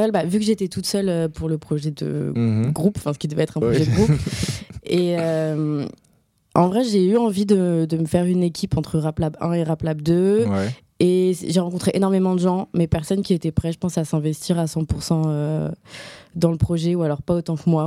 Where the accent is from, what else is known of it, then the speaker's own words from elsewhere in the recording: Morocco; now in France; J'ai grandi au Maroc